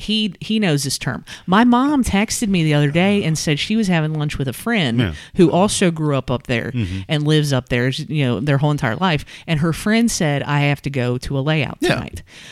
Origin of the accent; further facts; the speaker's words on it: Northern Kentucky, United States; when I was growing up in Northern Kentucky